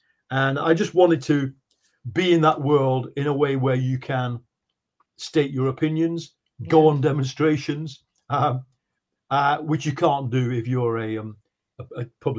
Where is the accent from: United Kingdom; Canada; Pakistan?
United Kingdom; now in London, United Kingdom; I'm a British journalist. I'm speaking to you from London, where it is almost midnight.